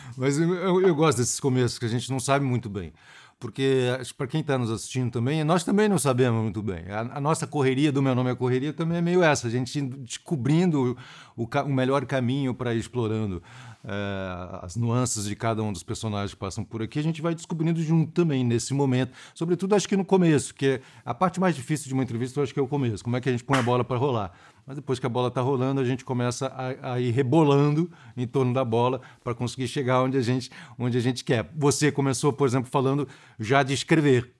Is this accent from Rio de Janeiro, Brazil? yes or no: yes; Rio de Janeiro, Brazil; eu sou do Rio também